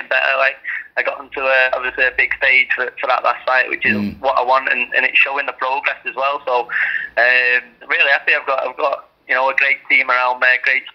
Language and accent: English; Salford, North West England, United Kingdom; I'm from Salford